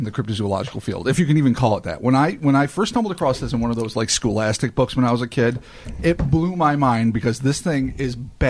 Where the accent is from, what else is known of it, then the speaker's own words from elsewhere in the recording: United States; We're American.